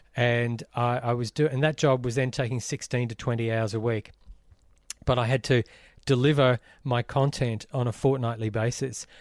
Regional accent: Brisbane, Queensland, Australia; growing up in Brisbane

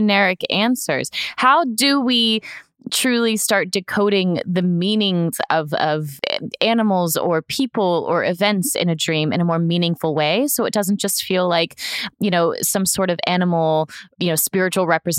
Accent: Florida, United States; I grew up in Florida

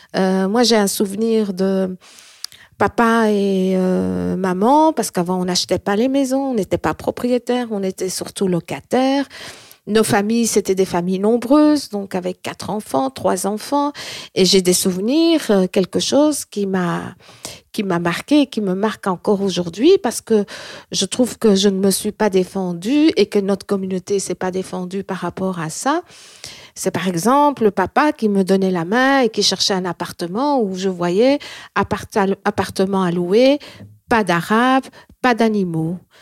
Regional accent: Belgium; also born or lived in Morocco; mon vrai pays, c'est la Belgique, parce que c'est ici où j'ai été bercée, où j'ai ouvert mes yeux. Même si je suis arrivée à l'âge d'un an et demi

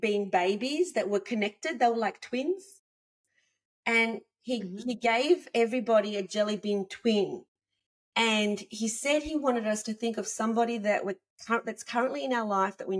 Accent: Australia; I'm from Australia

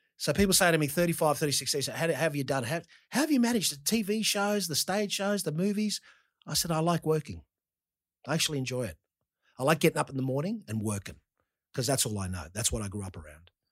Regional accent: Australia; growing up in Australia

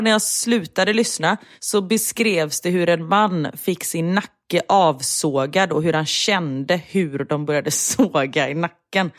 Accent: Gothenburg, Västra Götaland, Sweden; vi är ändå göteborgare

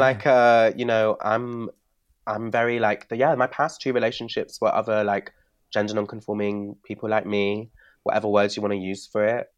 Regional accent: Bristol, South West England, United Kingdom; moved away; When I grew up in Bristol

